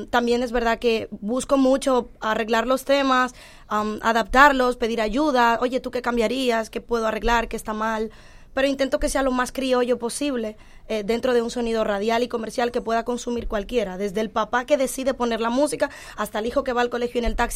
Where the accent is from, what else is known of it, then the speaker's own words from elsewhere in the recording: Dominican Republic; accent: dominicano; also born or lived in Pedernales / Santiago; now in Madrid, Spain; soy dominicana, soy cibasureña